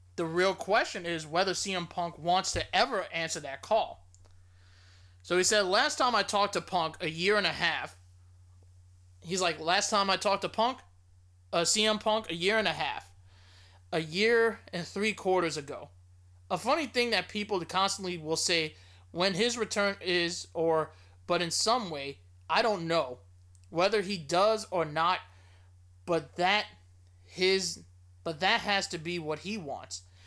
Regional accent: New Orleans, Louisiana, United States; WrestleMania thirty-four in my hometown

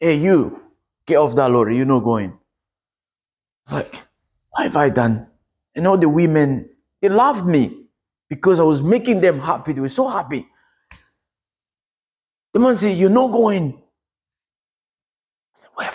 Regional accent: DR Congo; moved away; I am from the Congo, Democratic Republic of Congo.

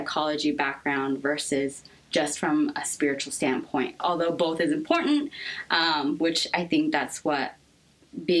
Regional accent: Seattle, Washington, United States; moved away as an adult; also born or lived in Korea; now in Los Angeles, United States; I was born in Korea, but I was raised pretty much my entire life in the States. I actually come from Seattle, Washington. That's where I mainly grew up

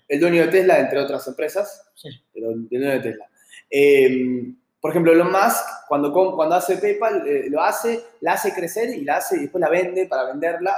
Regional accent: Argentina

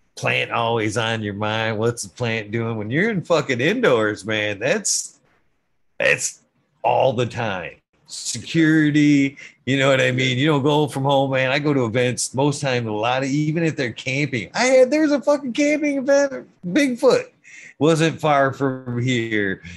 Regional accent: Genesee County, Michigan, United States; I'm from Genesee County

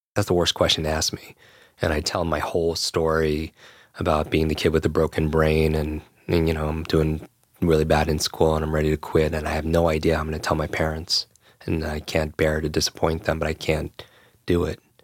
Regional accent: Westchester, New York, United States; I grew up in Westchester right here

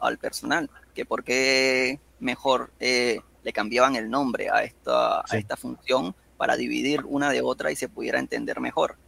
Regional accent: Venezuela; yo soy acá de Venezuela

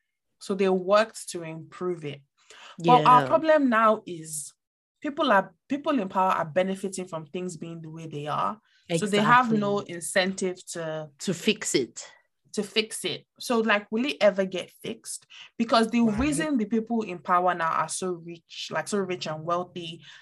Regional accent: Niger; see, I grew up in Niger for a good amount of time

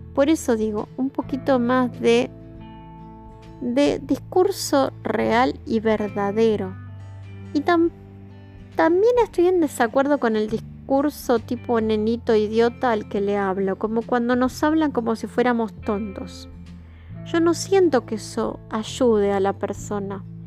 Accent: Argentina; yo hago este podcast desde Argentina

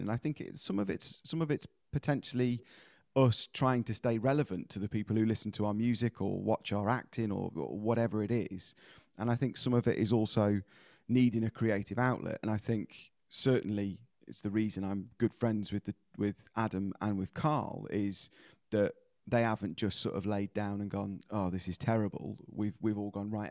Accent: United Kingdom; as British people, we tend to do this quite a lot

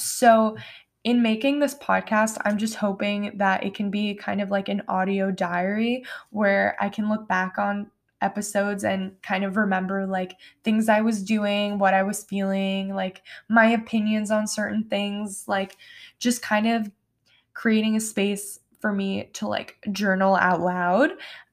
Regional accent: New York, United States; Yes, I'm from New York, and no, I don't have a New York accent.

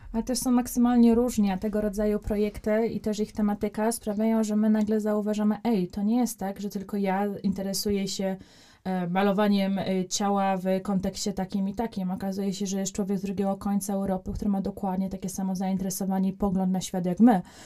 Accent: Poland; jestem z Polski

